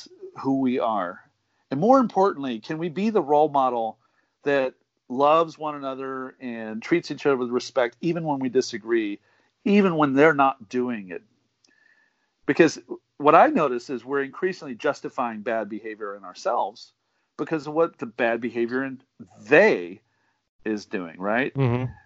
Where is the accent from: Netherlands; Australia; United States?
United States; I'm an American. You know, I was raised here